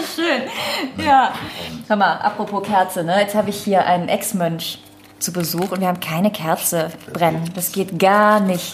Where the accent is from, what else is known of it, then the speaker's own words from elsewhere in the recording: Düren, North Rhine-Westphalia, Germany; Denn Düren ist ja meine Heimat.